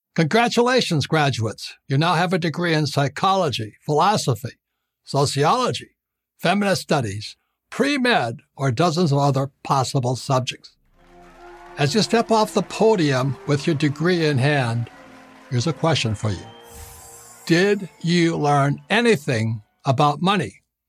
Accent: Hawaii, United States; I was born and raised in Hawaii

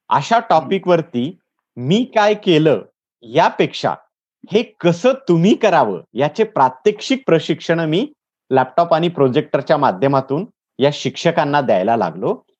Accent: Latur district, Maharashtra, India; moved away as an adult; now in Satara, India; मूळचा लातूर जिल्ह्यातला आहे सर. मी नोकरी निमित्त सातारा जिल्ह्यात आहे

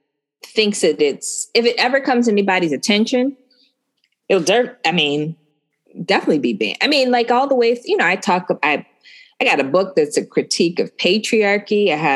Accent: Northwest, United States; Like, I'm from the Northwest and my family built this country

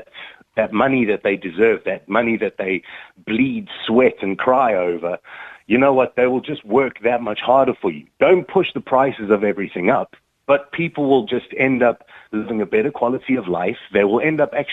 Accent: South Africa; now in Ireland; I'm from South Africa

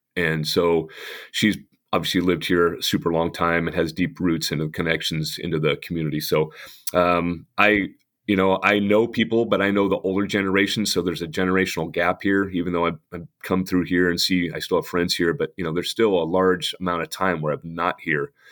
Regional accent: Lebanon, Oregon, United States; also born or lived in Salem, Oregon; I get a chance to be a head coach in my hometown

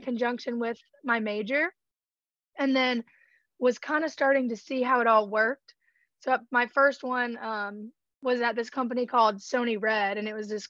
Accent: Georgia, United States; I'm from Georgia, so obviously country music was a big part of growing up

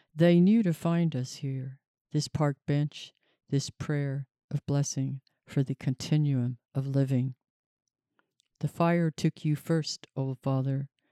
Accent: Tulsa, Oklahoma, United States; moved away; also born or lived in New Mexico; the Saint John's Hospital where I was born here in Tulsa

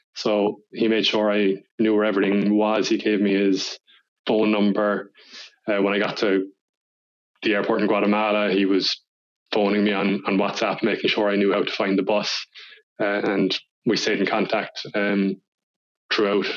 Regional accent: Kinsale, Munster, Ireland; also born or lived in Cork, Ireland; I grew up in Kinsale, County Cork, so it's a small town

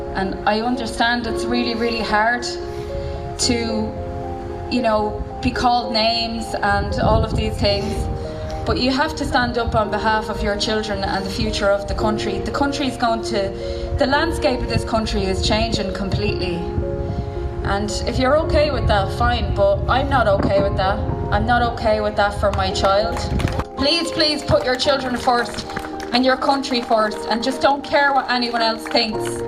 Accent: Dublin, Leinster, Ireland; I'm from Dublin but I come to Mayo every weekend

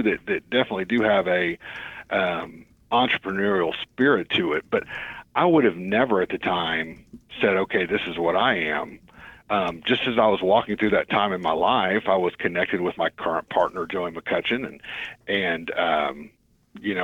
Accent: Tulsa, Oklahoma, United States; growing up in Tulsa, I was known as the high school kid who coached all the youth league basketball teams

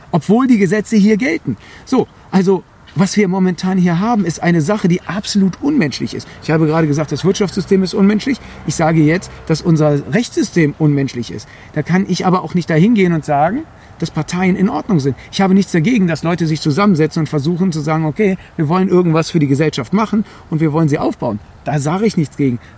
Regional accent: Greece; So, und ich bin Grieche. Wir haben die Demokratie in Anführungszeichen erfunden.

